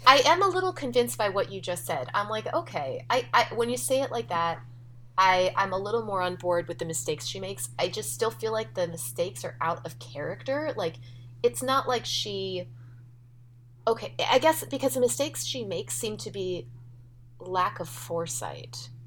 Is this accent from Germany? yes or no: no; California, United States; I'm from California